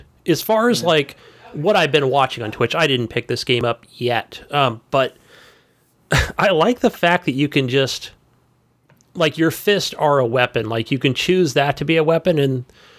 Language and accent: English; Poland; Look, hey, I'm from Poland, and, you know, my parents were from Germany